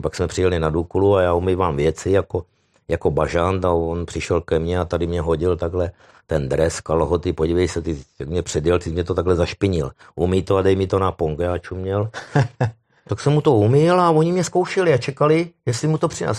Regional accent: Moravia, Czechia; já jsem Moravák

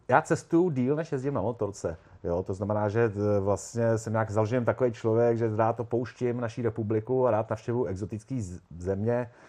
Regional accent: Prague, Czechia; poměrně pozdě, protože já jsem kluk z Prahy, eh, který e, neměl doma tátu z garáží, ve který měl fichtla, který by honil po dvorku od malička.

